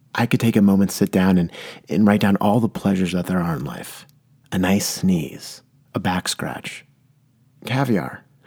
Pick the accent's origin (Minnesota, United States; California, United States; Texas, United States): California, United States; San Diego; now in Portland, United States; I come from San Diego, California, where we really had to save water. I live in Portland, Oregon now